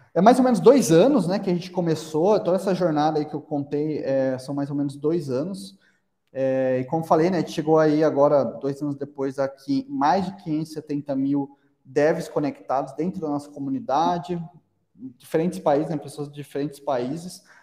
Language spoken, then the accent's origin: Portuguese; Araraquara, São Paulo, Brazil; a gente é de Araraquara, né? É, como, como você mencionou, interior de São Paulo